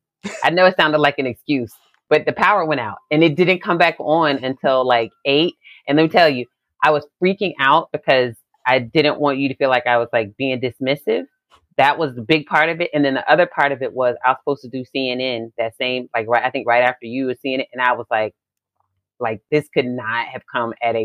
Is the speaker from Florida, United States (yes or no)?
no; Virginia Beach, Virginia, United States; I grew up in a community. I'm from Virginia Beach, Virginia.